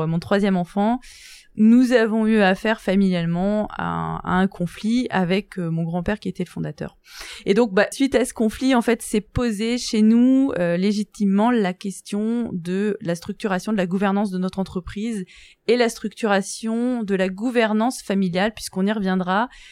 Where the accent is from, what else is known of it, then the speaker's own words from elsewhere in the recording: Guérande, Brittany, France; moved away as an adult; now in Lille, France; Je suis originaire de, de Bretagne, plus précisément de, de Guérande